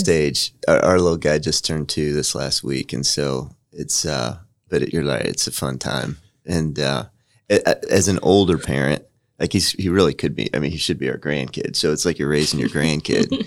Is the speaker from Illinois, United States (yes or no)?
yes; Freeport, Illinois, United States; now in Indiana, United States; I'm from Freeport, Illinois